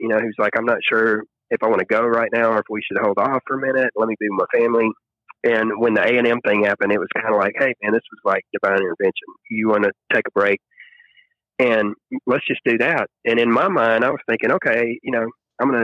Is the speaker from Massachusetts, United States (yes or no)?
no; the Mississippi Delta, United States; also born or lived in Memphis, Tennessee; now in Nashville, United States; I grew up, I'm from the Delta in Mississippi